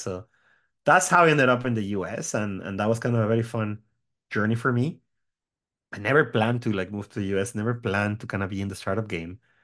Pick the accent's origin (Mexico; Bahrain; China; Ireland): Mexico; moved away as an adult; also born or lived in Seattle, United States; now in United States; I grew up in Mexico. Uh, I'm from Mexico. I lived there until I was about twenty-five